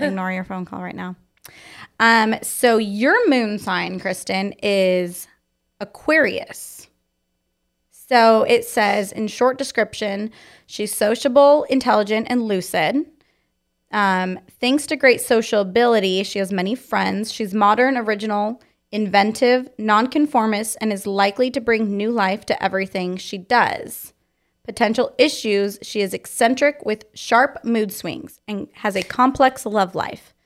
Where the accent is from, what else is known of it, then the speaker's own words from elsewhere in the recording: Fallbrook, California, United States; I was born in Fall Brook, California